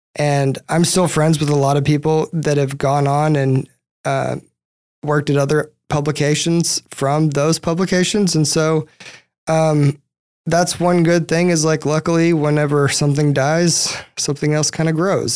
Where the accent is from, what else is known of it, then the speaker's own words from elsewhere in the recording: East Texas, United States; I'm from East Texas originally